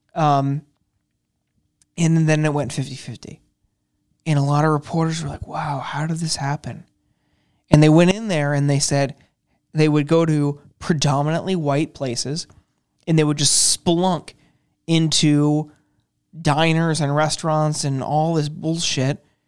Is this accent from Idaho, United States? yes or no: no; Youngstown, Ohio, United States; now in Washington, D.C., United States; I'm from Youngstown, Ohio. I'm from the heart of the Rust Belt